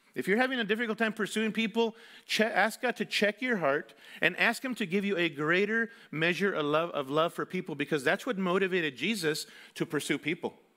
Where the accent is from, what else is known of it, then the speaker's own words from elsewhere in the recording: Mexico City, Mexico; moved away; Mexico City, where I grew up